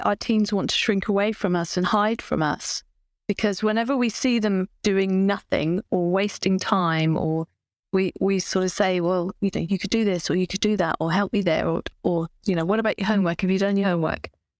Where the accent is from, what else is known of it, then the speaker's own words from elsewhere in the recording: United Kingdom; But I'm British, and my upbringing probably had a big influence on that.